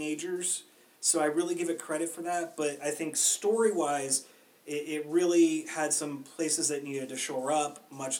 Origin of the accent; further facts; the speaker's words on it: United States; we're American